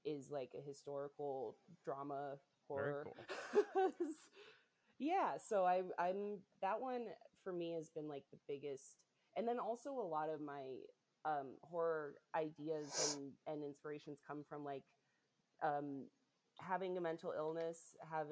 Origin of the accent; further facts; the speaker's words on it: Utah, United States; now in Chicago, United States; I was raised Mormon in Utah